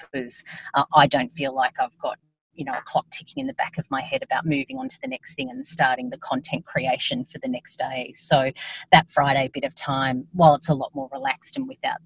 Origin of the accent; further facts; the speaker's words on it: Yass, New South Wales, Australia; also born or lived in Albury, New South Wales / Canberra; I did 0 to 13 in Yass.